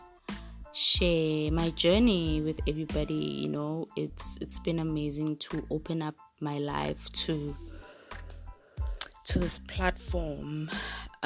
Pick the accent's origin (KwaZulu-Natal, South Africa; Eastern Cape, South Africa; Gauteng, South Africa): Gauteng, South Africa; Springs; I was raised in Springs